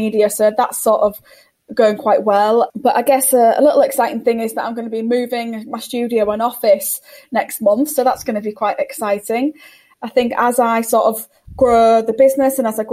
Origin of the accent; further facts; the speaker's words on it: United Kingdom; we're all British